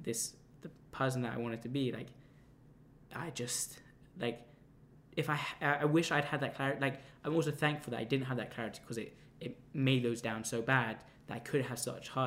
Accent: London, United Kingdom; I come from London

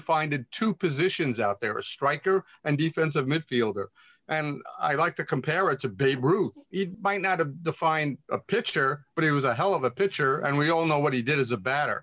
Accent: United States; as an American

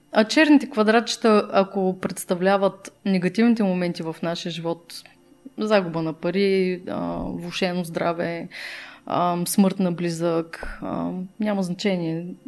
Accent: Burgas, Burgas Province, Bulgaria; Аз съм от Бургас, нали? Там на емблематичния часовник се срещахме

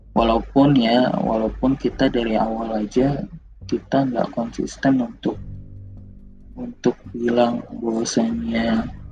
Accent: Jakarta, Indonesia; gua yang sebagai warga Jakarta, sebagai warga Indonesia

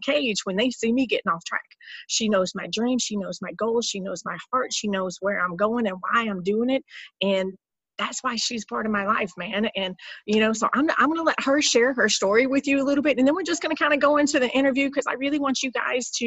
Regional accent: Alabama, United States; moved away as an adult; now in San Diego, United States; I am in my home state. I had lived here for close to 40 years of my life

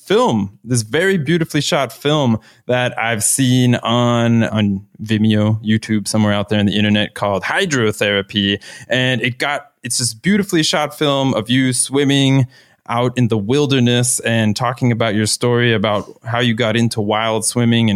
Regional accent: Florida, United States; moved away; I'm from Florida originally. So my, growing up outdoor experience is very much in this always fair weather swimming conditions

